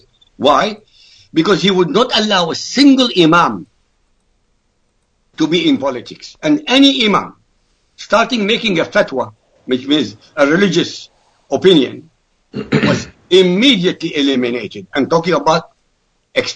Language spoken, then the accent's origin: English; Iraq; first language Arabic; English is a second language; now in United States; I come from Iraq. My language is Arabic